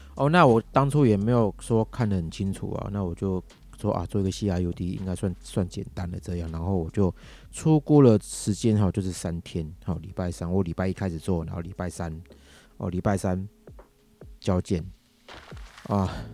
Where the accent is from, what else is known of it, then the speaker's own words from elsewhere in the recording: Taiwan; 我这个是讲给我们，我们台湾这边